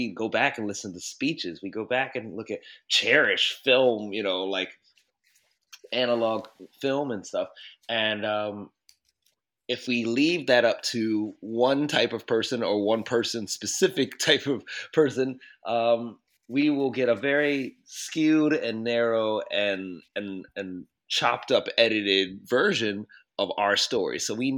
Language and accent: English; Baltimore, Maryland, United States; growing up in Baltimore, you would hear, you know, there's a lot of adultification already happening.